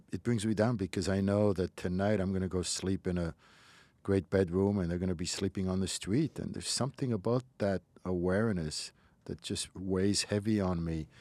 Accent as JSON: {"language": "English", "country": "Morocco", "tie": "born or raised there", "moved": "yes", "lives_now": "United States", "said": "where I grew up in Morocco"}